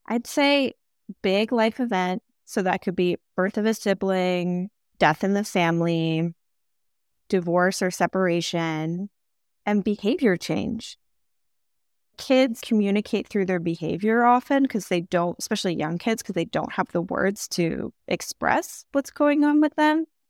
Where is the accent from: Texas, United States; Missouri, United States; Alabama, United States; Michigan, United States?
Michigan, United States; also born or lived in New York; now in California, United States; I'm from Michigan, I lived in New York also before moving to California